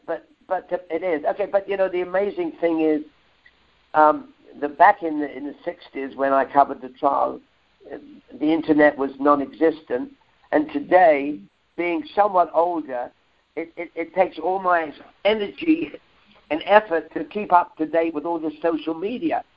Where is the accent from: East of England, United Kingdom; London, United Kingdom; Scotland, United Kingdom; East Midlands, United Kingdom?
London, United Kingdom; accent: Cockney; I am a Cockney kid, uh-huh. and a, and a Cockney kid, if, if if any of your listeners don't know, is a, a kid that grew up in the East End of London